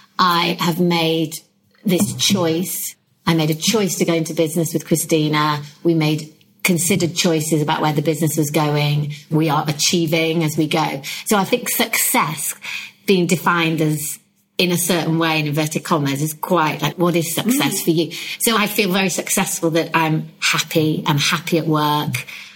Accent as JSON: {"language": "English", "country": "United Kingdom", "said": "I think being very British to that point is, what do you define as success?"}